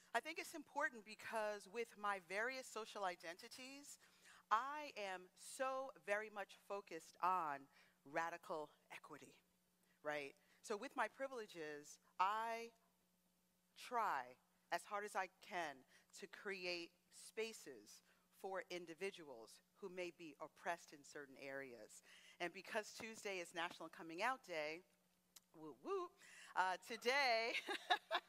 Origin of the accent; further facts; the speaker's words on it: Teaneck, New Jersey, United States; first language English; I was born here in the United States. I'm from a town called Teaneck, New Jersey, which is a middle-class community.